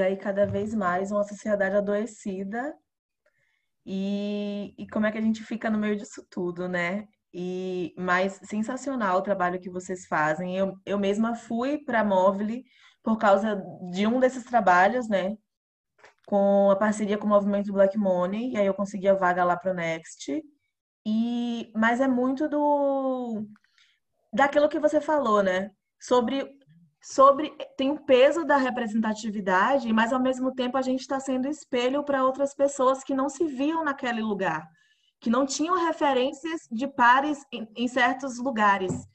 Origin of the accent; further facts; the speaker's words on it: Alagoinhas, Bahia, Brazil; eu sou do interior da Bahia